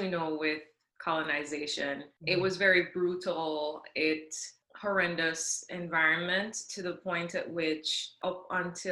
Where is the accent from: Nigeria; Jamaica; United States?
Jamaica; I am originally from Jamaica. That's where I was born and raised